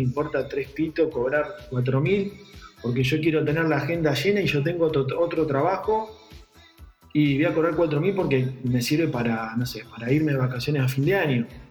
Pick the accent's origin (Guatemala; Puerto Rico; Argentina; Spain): Argentina; San Nicolás de los Arroyos, Buenos Aires Province; yo soy de provincia de Buenos Aires, de, San Nicolás